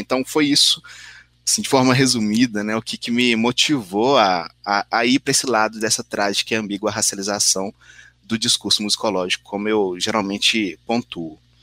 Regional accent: São João del-Rei, Minas Gerais, Brazil; moved away; da cidade de São João del Rei, de onde eu vim.

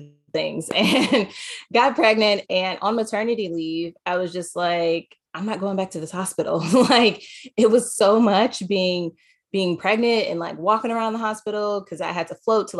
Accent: Los Angeles, California, United States; moved away as an adult; also born or lived in Chicago; I grew up in Los Angeles, California

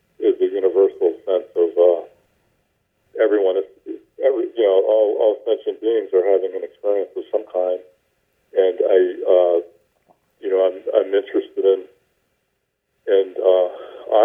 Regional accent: the American South, United States; I grew up in the American South

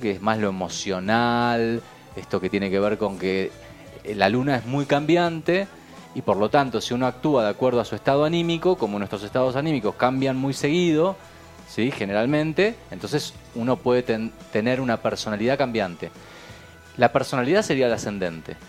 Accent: Buenos Aires, Argentina; yo nací en Buenos Aires

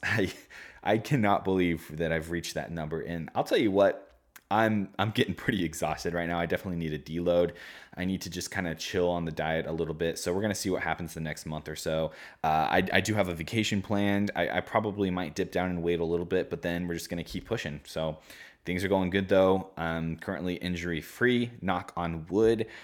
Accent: Omaha, Nebraska, United States; I'm from Omaha, Nebraska

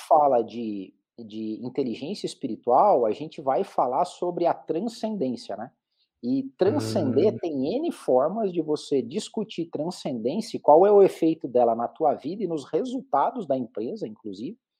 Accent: Curitiba, Paraná, Brazil; eu sou de Curitiba, fiz minha carreira aqui

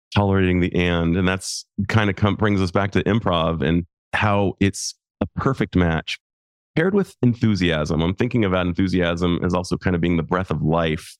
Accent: United States; also born or lived in Japan; I'm an American male

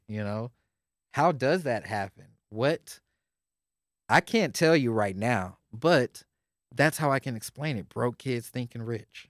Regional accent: Houston, Texas, United States; I grew up in Houston

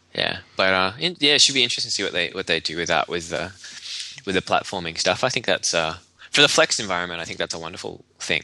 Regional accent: Australia; being Australian

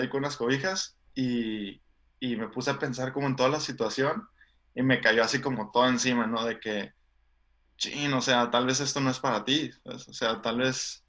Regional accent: Tijuana, Baja California, Mexico; moved away as an adult; also born or lived in San Diego, United States; yo crecí en, Tijuana. O sea, nací en San Diego, entonces, este, pero sí crecí en, Tijuana toda la vida.

